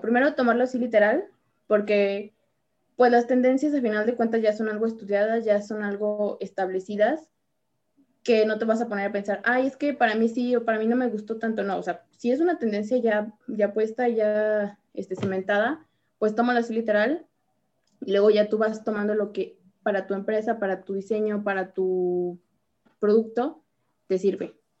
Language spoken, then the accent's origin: Spanish; Mexico; aquí en, México